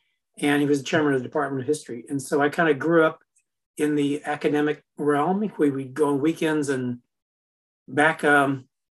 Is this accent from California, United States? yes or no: no; Memphis, Tennessee, United States; I'm from Memphis, Tennessee